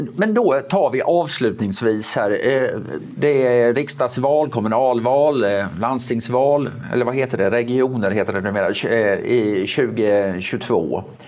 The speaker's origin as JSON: {"language": "Swedish", "country": "Sweden", "tie": "born or raised there", "said": "Jag är liksom uppväxt i ett Sverige när det var panik när arbetslösheten gick över 2"}